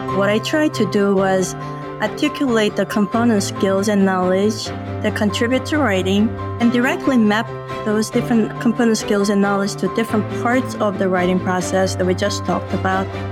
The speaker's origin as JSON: {"language": "English", "country": "South Korea", "tie": "born or raised there", "moved": "yes", "said": "I grew up in South Korea in a very remote village"}